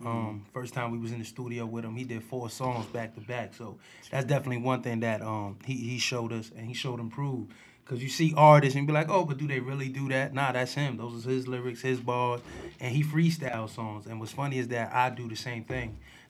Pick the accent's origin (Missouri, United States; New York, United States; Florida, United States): New York, United States; Bronx; born there; I was born in the Bronx.